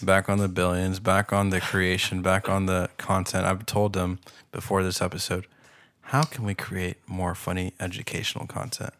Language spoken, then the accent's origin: English; Pasadena, California, United States; I'm from Pasadena